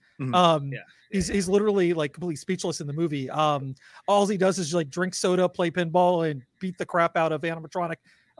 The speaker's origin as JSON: {"language": "English", "region": "Georgia", "country": "United States", "tie": "born or raised there", "said": "growing up in Georgia"}